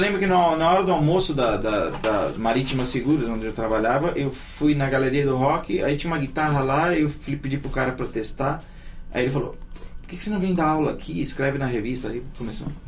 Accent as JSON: {"language": "Portuguese", "region": "São Paulo", "country": "Brazil", "tie": "born or raised there", "said": "Eu nasci na, no hospital da Cruz Azul, no Cambuci, e fui criado na Vila Santa Isabel"}